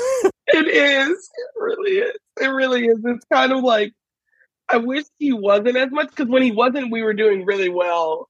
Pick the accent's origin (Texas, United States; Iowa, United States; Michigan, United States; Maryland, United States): Texas, United States; Houston; I'm in Houston, Texas, where I grew up